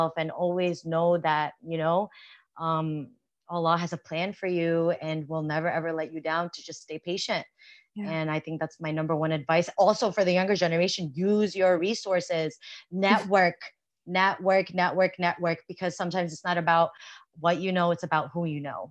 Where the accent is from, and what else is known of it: United States; born or raised there